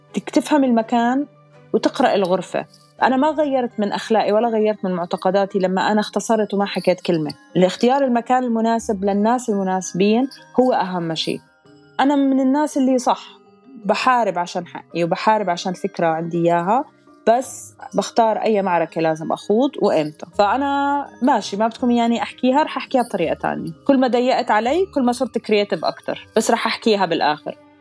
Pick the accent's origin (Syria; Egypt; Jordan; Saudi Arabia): Jordan; Amman, Amman Governorate; born or raised there; moved away as an adult; also born or lived in Abu Dhabi, United Arab Emirates; now in Dubai, United Arab Emirates